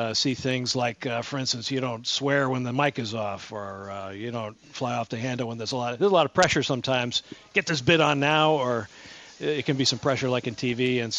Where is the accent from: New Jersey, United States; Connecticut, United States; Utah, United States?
Connecticut, United States; moved away as an adult; it was much easier to make a living down here, financially speaking, for a young 20-year-old. So I came down from Connecticut.